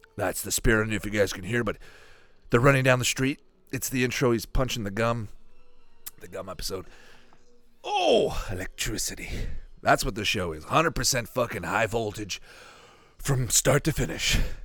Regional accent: Canada; I'm from Canada here.

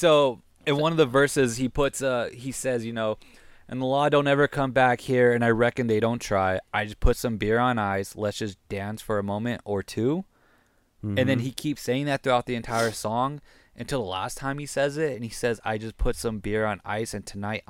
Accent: New Mexico, United States; Well, we're from Nuevo Mexico, and we know.

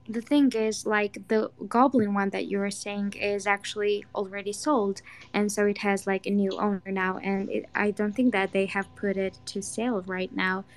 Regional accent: Georgia

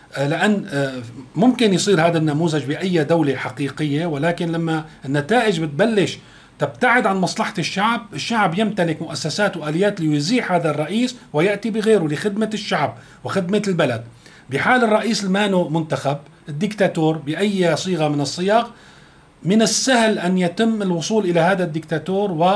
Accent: Syria; نحن كسوريين

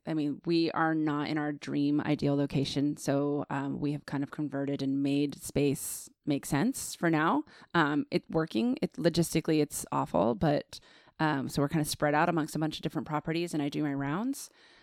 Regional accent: Virginia, United States; born there; also born or lived in Greece; I was born in Virginia.

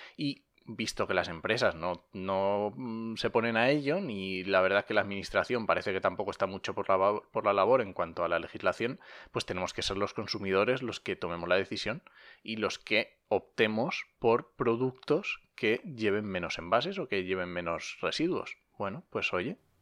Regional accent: Asturias, Spain; now in La Mancha, Spain; yo soy asturiano

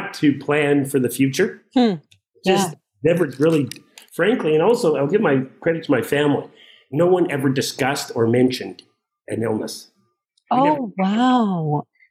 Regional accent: Saskatchewan, Canada; the world in which I grew up and lived in Saskatchewan, even when I was a kid, I always had a job

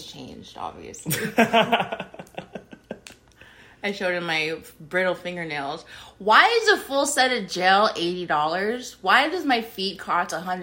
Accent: United States; Because I'm American

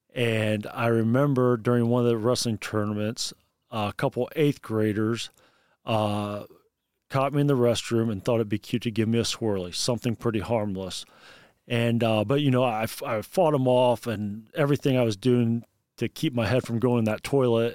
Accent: Bluffton, Indiana, United States; I am from Bluffton, Indiana. It's in Wells County, about thirty miles south of Fort Wayne, Indiana

